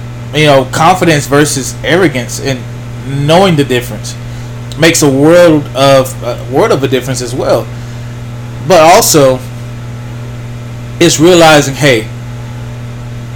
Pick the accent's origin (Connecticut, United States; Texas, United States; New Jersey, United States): Texas, United States; Pittsburg; me being a from Pittsburgh, you know, it's my hometown